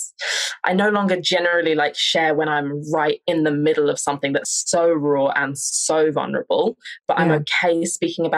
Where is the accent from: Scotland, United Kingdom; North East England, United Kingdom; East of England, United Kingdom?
East of England, United Kingdom; Essex; I don't generally fit into the stereotypical Essex girl